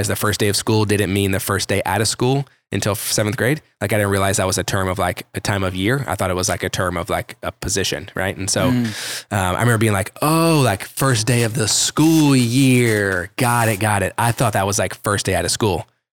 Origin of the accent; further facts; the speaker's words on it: Carrollton, Texas, United States; also born or lived in Kansas; For those of you that are familiar with Dallas, Fort Worth, Carrollton Farmers Branch was kind of the area that I would say I grew up in / was like home base